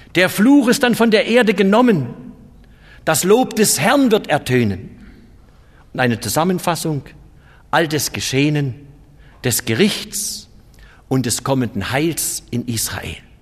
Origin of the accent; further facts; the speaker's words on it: Germany; bei uns in Deutschland